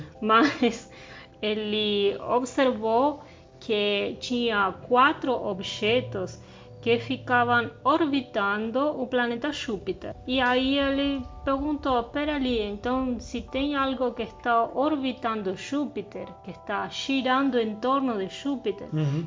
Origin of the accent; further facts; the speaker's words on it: southern Argentina, Argentina; now in Brazil; eu sou do sul da Argentina